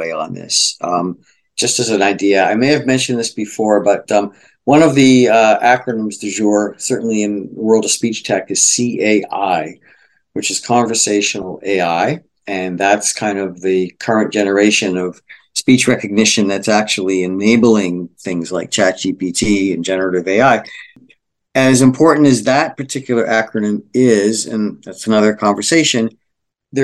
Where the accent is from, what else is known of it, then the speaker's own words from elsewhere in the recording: Boston, Massachusetts, United States; moved away; I was recently in Boston, my hometown